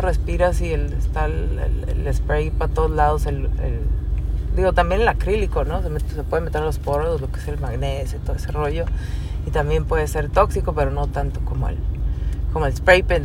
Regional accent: Mexicali, Baja California, Mexico; also born or lived in Tijuana; soy de Mexicali, ...nací en DF

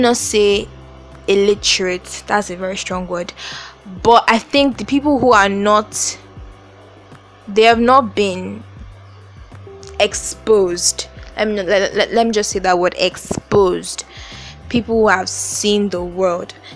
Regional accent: Nigeria; I I live in Nigeria. I am Nigerian. I stay in a country where 90% of the people are black

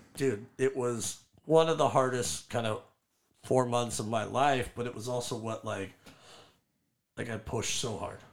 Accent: San Juan Capistrano, California, United States; also born or lived in Orange, California / El Toro, California / Lake Forest, California; I was born in Orange, uh, moved down to El Toro when I was two, and then never lived north of El Toro. So I grew up in San Juan

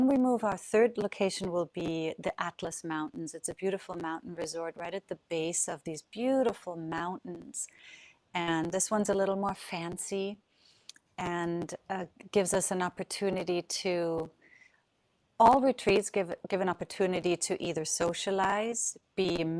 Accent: Southern Germany, Germany; moved away; I grew up in Europe. I'm from Germany. And as you know, well, south of Germany, at least, is close to France

